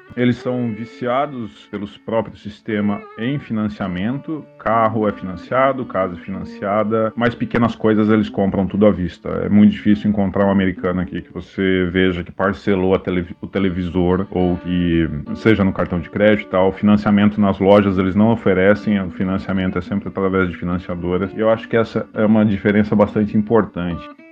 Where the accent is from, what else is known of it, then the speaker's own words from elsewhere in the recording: Brazil; moved away as an adult; also born or lived in Florida; now in United States; quando eu vim morar nos Estados Unidos, essa identificação como brasileiro ela cresceu demais